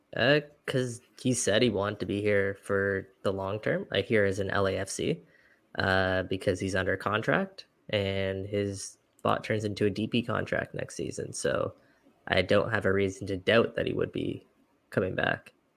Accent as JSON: {"language": "English", "town": "Toronto", "region": "Ontario", "country": "Canada", "said": "we're from Toronto"}